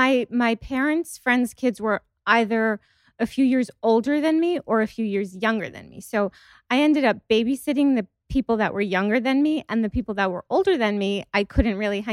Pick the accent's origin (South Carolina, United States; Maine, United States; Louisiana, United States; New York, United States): New York, United States; Long Island; also born or lived in India; Well, I was born in India, but I came here when I was 8 months old. And even though we grew up on Long Island and in New York, all of our friends were Indian.